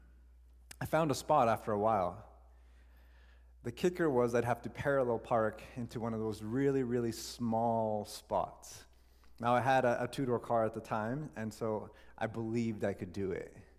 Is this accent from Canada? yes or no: yes; Canada; we're Canadian